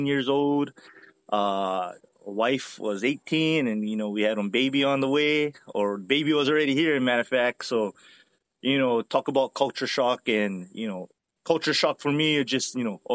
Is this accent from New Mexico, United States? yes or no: no; Haleiwa, Hawaii, United States; moved away as an adult; also born or lived in Japan / Guam / Oklahoma / Greenland; now in Georgia, United States; born and raised on Oahu, grew up in the Wailua, Haleiwa, area, North Shore